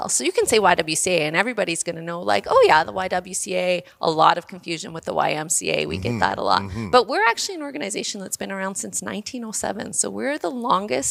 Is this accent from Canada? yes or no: yes; Vegreville, Alberta, Canada; now in Edmonton, Canada; I'm a little Ukrainian girl who comes from just outside of Vegreville. I've been in Edmonton since 1993 when I moved here for university.